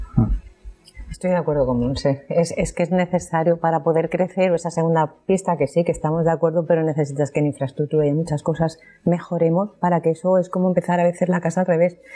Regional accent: Alicante, Valencian Community, Spain; todos los alicatinos nos concienciemos un poco de querer un poco más nuestro entorno

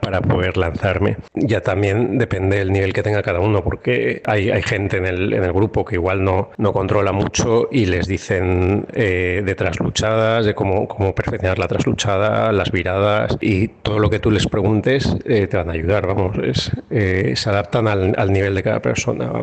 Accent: Spain; somos cuatro españoles

